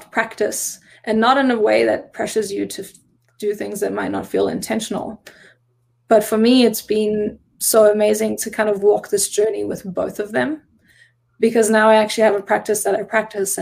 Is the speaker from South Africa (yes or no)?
yes; South Africa; now in Oregon, United States; I am South African, and I became a citizen in May of 2019.